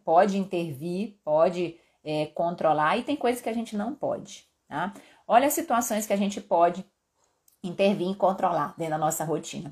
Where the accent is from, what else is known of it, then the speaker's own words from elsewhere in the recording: Belém, Pará, Brazil; now in Belo Horizonte, Brazil; eu sou paraense acostumada com o calor que faz em Belém